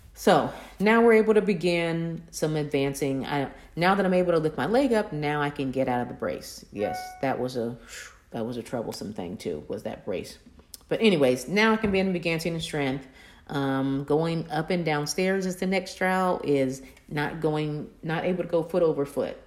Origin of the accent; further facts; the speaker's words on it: Kokomo, Indiana, United States; moved away; my hometown of Kokomo